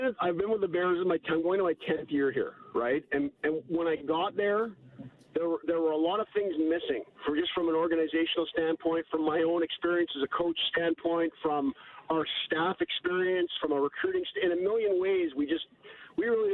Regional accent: Toronto, Ontario, Canada; now in Edmonton, Canada; I grew up in Toronto, and Toronto's like a really, really big

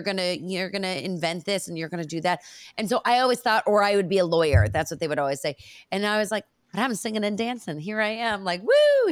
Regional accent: Bay Area, California, United States; I grew up in the Bay Area

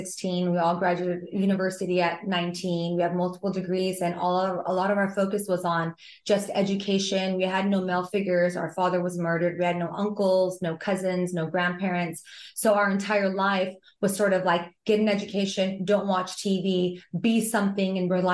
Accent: United States; first language Pashto; English is a second language; I didn't know I was born in America till I was like 10 years old. Our first language isn't English, it's Pashto

